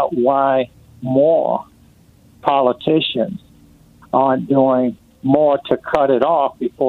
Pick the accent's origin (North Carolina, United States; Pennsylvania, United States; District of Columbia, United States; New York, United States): District of Columbia, United States; Washington; I grew up in Washington, D.C.